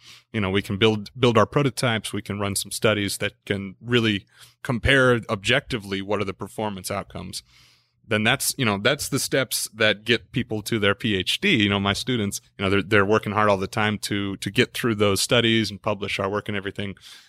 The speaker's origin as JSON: {"language": "English", "region": "Midwest", "country": "United States", "tie": "born or raised there", "also_born_or_lived": "Lincoln, Nebraska", "lives_now": "Texas, United States", "said": "I grew up in a lot of different places in the United States, mostly in the Midwest. And then I came out of Lincoln, Nebraska. It's my last residence with family, I suppose."}